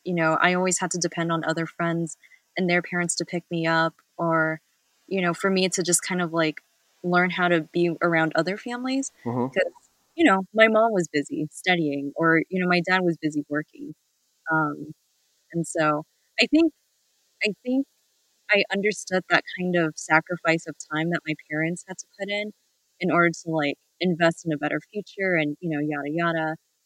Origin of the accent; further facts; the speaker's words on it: Central California, United States; also born or lived in San Francisco; I even though I was born in San Francisco, I spent a good amount of my childhood in Central California.